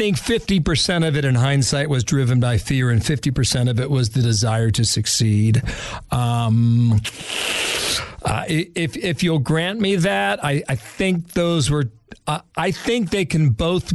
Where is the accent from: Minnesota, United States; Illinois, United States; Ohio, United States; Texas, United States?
Ohio, United States; Cincinnati; I grew up in Cincinnati, Ohio